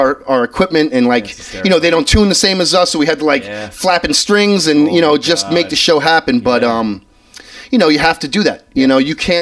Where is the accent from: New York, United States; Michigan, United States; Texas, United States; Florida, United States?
New York, United States; New York City; accent: New York; as a kid growing up in Brooklyn in this neighborhood, you know, like I said, I went to elementary school 3 blocks from here